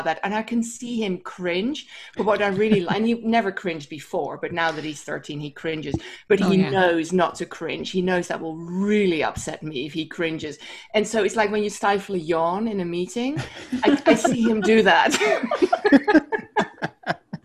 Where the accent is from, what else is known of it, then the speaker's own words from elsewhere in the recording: Amsterdam, North Holland, Netherlands; also born or lived in Wisconsin; now in Bay Area, United States; I'm also from Amsterdam